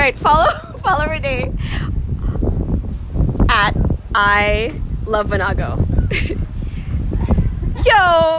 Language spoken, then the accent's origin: English; Philippines; I'm from Philippines too.